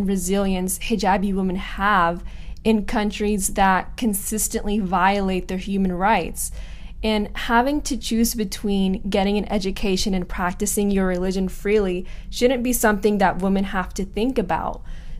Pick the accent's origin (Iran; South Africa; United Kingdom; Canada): Iran; the way that I look or that I'm from Iran is just kind of concerning.